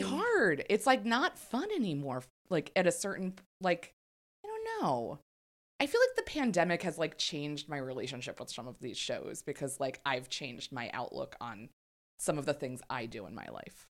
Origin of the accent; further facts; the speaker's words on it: Maryland, United States; In Maryland, but in, like, a very red area of Maryland